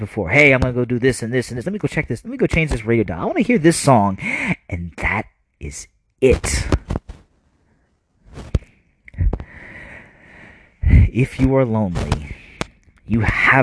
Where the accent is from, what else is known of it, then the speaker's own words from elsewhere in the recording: New Jersey, United States; We were kind of growing up in New Jersey